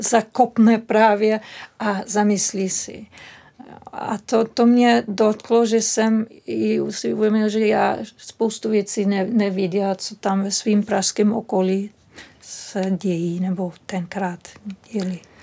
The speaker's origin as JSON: {"language": "Czech", "region": "Berlin", "country": "Germany", "second_language": "Czech", "moved": "yes", "said": "Já pocházím z Berlína"}